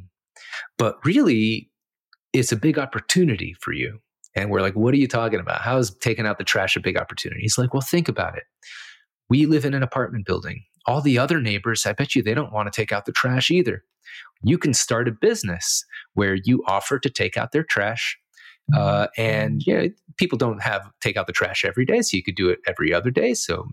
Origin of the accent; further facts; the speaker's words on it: Miami, Florida, United States; also born or lived in St. Louis, Missouri / Israel; I moved to Miami when I was 8 years old.